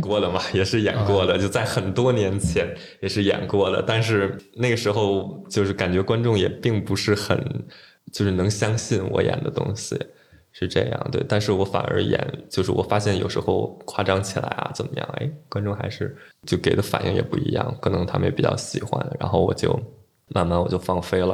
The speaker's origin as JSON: {"language": "Chinese", "region": "Beijing", "country": "China", "said": "然后我就是北京人"}